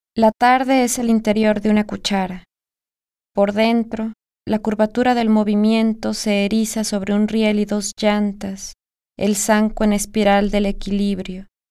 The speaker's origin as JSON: {"language": "Spanish", "town": "Guadalajara", "region": "Jalisco", "country": "Mexico", "tie": "born or raised there", "said": "Nací en Guadalajara, Jalisco, en 1982."}